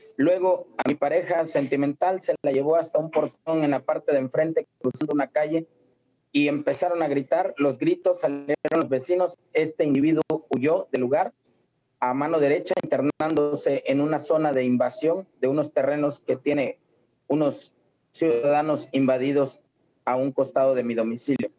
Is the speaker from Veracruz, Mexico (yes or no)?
yes; Villa Cuichapa, Veracruz, Mexico; allá en mi tierra, allá en Villa Cuichapa, Molocán, Veracruz